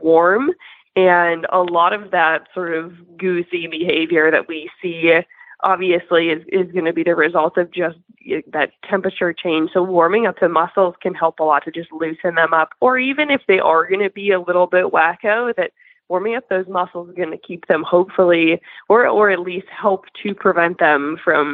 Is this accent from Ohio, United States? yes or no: no; Boston, Massachusetts, United States; moved away; I was born and raised in Boston